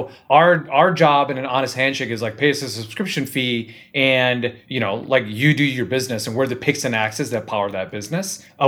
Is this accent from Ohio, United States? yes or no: yes; Cleveland, Ohio, United States; now in Southern California, United States; Northeast Ohio, Cleveland.